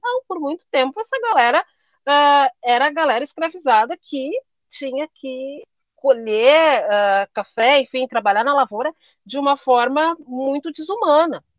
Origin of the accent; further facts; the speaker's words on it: Brazil; a gente é brasileiro